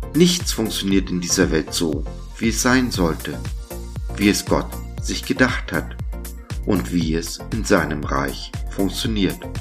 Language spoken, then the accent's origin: German; Germany